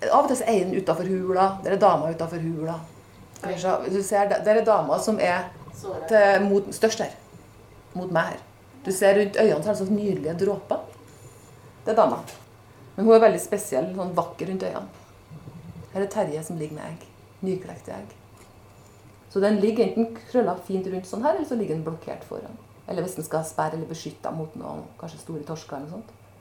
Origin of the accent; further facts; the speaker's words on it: Snåsa, Trøndelag, Norway; moved away as an adult; also born or lived in Tromsø; now in Bodø, Norway; Opprinnelig så er jeg fra Snåsa. Så jeg vokste opp uten noe kontakt med havet